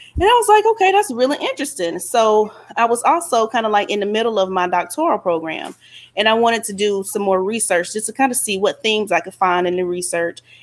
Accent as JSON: {"language": "English", "region": "Alabama", "country": "United States", "said": "I'm from Alabama"}